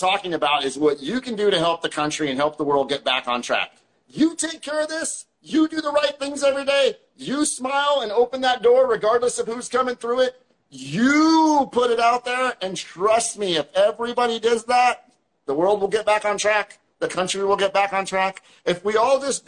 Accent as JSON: {"language": "English", "region": "Western Pennsylvania", "country": "United States", "tie": "born or raised there", "said": "where I was born in Western PA"}